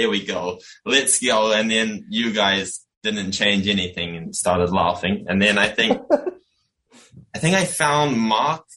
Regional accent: New Zealand; I'm from New Zealand

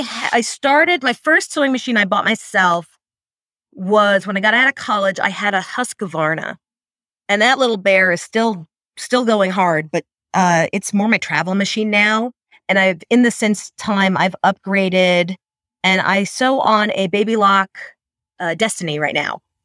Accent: New York, United States; moved away; I'm from New York originally

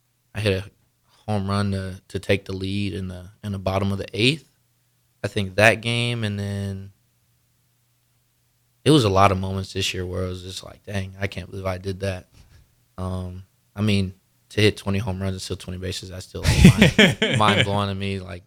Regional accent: North Carolina, United States; No, so I was born in North Carolina. So okay. I lived there since I was 8, so we got a little bit of snow.

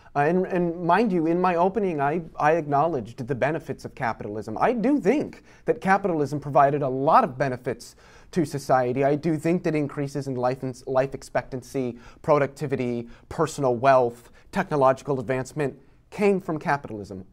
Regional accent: Iowa, United States; I grew up in Iowa

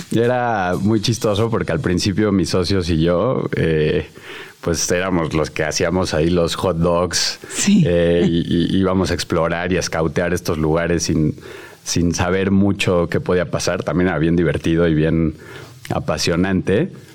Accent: Mexico City, Mexico; yo crecí en la Ciudad de México

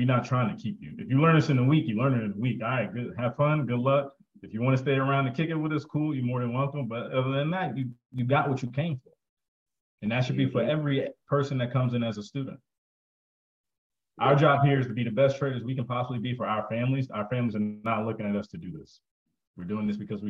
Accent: New Jersey, United States; I'm from Jersey

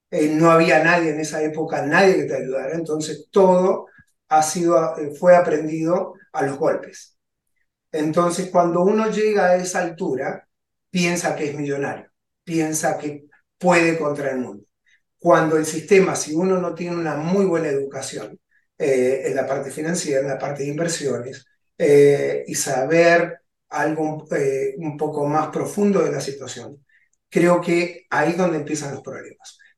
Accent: Argentina; moved away as an adult; also born or lived in Maryland; now in United States; Yo vengo de Argentina, hace 23 años que estoy en el país

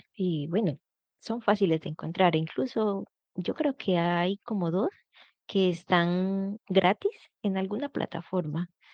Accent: Colombia; now in Angers, France; soy colombiana

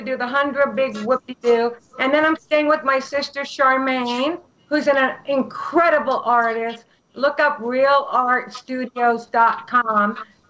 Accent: Canada; moved away; I'm from Canada.

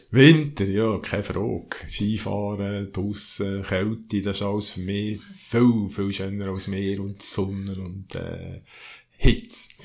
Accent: Oberdorf, Solothurn, Switzerland; also born or lived in Bern; Meine Eltern äh, haben 1963 das Haus gebaut hier in Oberdorf

